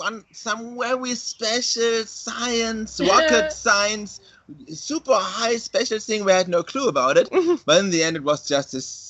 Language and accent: English; Germany; English is a second language; We are Germans.